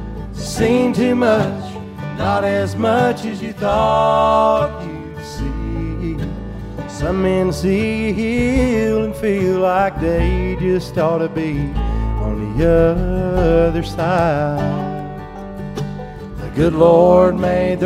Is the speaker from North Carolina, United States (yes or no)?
yes; Western North Carolina, United States; We're from Western North Carolina